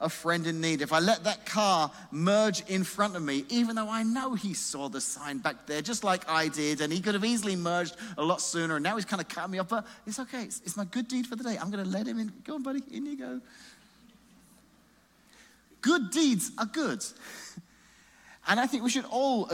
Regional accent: England, United Kingdom; moved away as an adult; now in Illinois, United States; I grew up in England

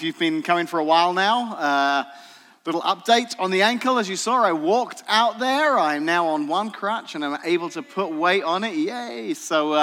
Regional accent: England, United Kingdom; moved away as an adult; now in Washington, United States; I was born in the tropical island of Great Britain, actually England

